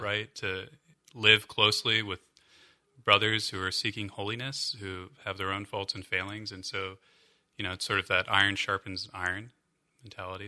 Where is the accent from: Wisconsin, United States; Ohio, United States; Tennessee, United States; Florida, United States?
Ohio, United States; Columbus; moved away; also born or lived in Arlington; I'm from Columbus